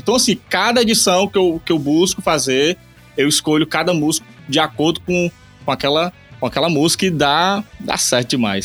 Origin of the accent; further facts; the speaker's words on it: Eusébio, Ceará, Brazil; sou aqui do Ceará, Eusébio, cidade de Eusébio